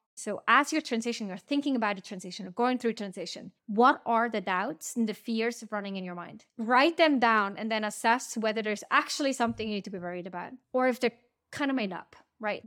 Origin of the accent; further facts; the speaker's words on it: Switzerland; now in United States; I'm right now recording this episode from my hometown, we are spending a bit of time near my parents' house in Switzerland